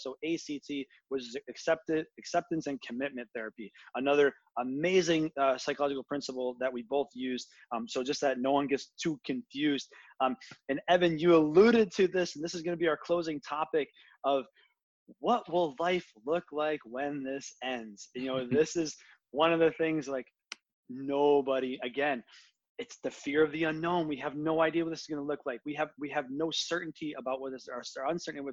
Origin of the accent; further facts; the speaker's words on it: United States; as an American who actually cares